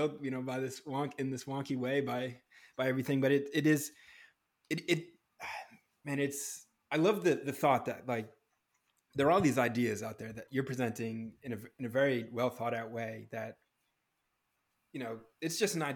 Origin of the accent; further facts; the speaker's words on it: New Hampshire, United States; now in Los Angeles, United States; I grew up in New Hampshire where I was surrounded by trees.